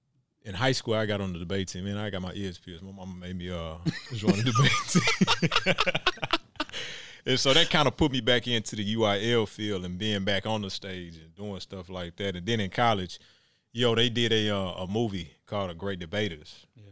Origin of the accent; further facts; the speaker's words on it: Texas, United States; And, you know, I came from Texas, so I ain't know, you know, you got to grind.